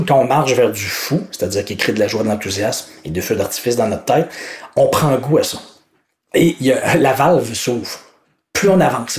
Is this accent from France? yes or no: no; Quebec, Canada; accent: Québécois; en tant que Québécois